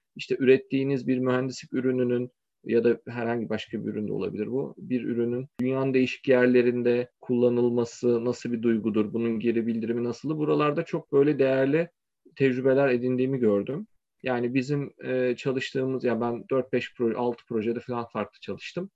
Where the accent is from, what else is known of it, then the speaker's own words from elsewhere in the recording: İzmir, Turkey; moved away as an adult; also born or lived in Kayseri / Istanbul; ben 1986'da Kayseri'de doğdum. Ailemin bir kısmı İzmirli, bir kısmı Kayserili. Sonra İzmir'e taşındık. Liseyi orada okudum.